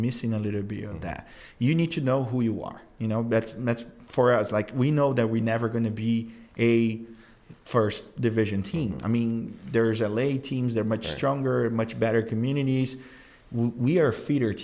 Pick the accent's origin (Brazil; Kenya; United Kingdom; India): Brazil; now in United States; I grew up in Brazil